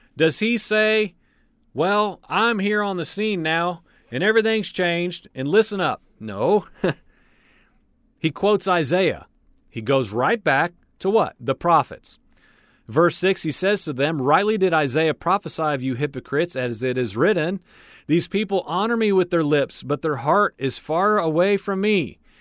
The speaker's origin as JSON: {"language": "English", "country": "United States", "tie": "born or raised there", "said": "I'm born and raised in the United States"}